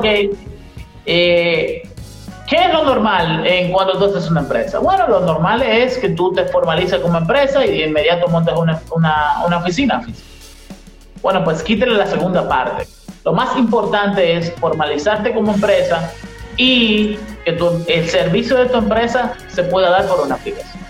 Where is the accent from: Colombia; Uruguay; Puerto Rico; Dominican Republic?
Dominican Republic